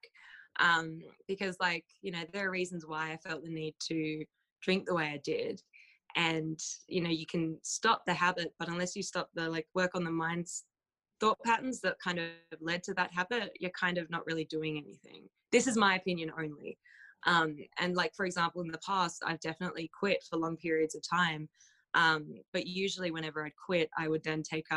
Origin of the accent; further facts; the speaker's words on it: Australia; moved away; I'm from Australia